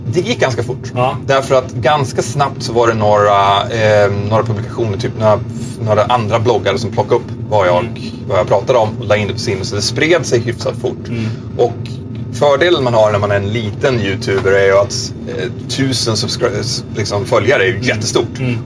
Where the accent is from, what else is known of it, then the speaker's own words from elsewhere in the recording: Sweden; moved away; also born or lived in Nyköping / Girona; Jag fick min commandbas hemma i Sverige.